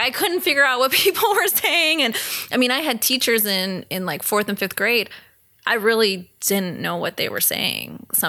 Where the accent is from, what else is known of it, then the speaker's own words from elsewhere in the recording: Thousand Oaks, California, United States; Because growing up in Thousand Oaks, when I would see a movie where the kids were running around the neighborhood, I'm like, "What is that?"